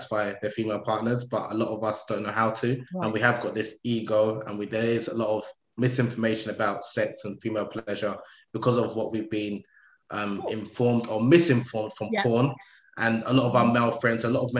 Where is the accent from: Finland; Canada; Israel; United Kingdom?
United Kingdom; I'm British born, Nigerian